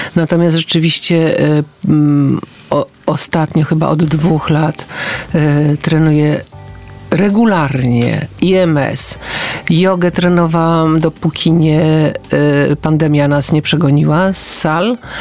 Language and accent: Polish; Gdańsk, Pomeranian Voivodeship, Poland; jestem z Gdańska i tam się świętuje imieniny